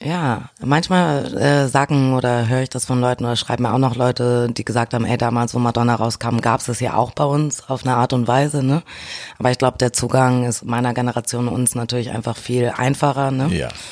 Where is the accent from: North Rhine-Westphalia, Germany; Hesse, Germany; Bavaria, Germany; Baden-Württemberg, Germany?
North Rhine-Westphalia, Germany; Düsseldorf; also born or lived in Tilburg, Netherlands; Also ich komme aus Düsseldorf. Ich bin Düsseldorfer Mädchen. Mhm. ähm, ja, bin dort geboren, aufgewachsen